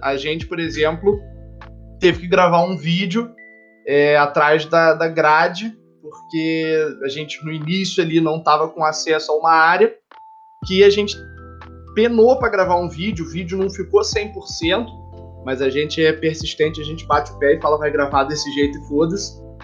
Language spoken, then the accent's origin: Portuguese; Petrópolis, Rio de Janeiro, Brazil; Aqui em Petrópolis, a gente fica visitando o Museu Imperial uma vez por ano na escola